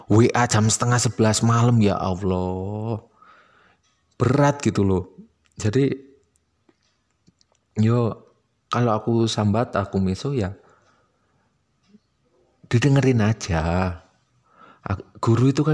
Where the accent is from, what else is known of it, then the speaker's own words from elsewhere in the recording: Malang, East Java, Indonesia; accent: Malang Javanese (medok); dan karena aku orang Malang jadi aku bakal sering pakai istilah Jawa dan istilah Malangan karena aku ya nggak malu terdengar medok